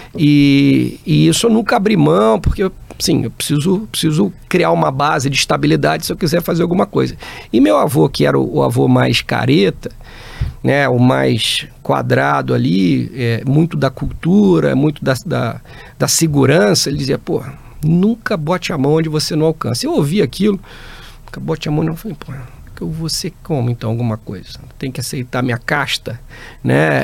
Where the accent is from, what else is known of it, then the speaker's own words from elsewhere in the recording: Barra Mansa, Rio de Janeiro, Brazil; moved away; eu sou do interior do Rio, Barra Mansa, uma cidadezinha perto de Volta Redonda. É, fiquei lá, passei né, toda, a minha, toda a minha infância